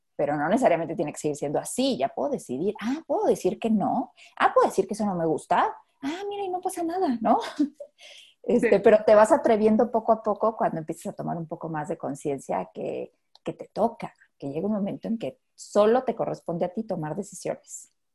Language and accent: Spanish; Mexico; como mexicanos